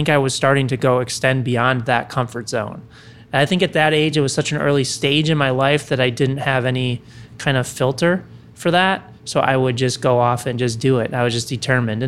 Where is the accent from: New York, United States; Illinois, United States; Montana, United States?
Illinois, United States; Chicago; Originally from Chicago, so that's where I grew up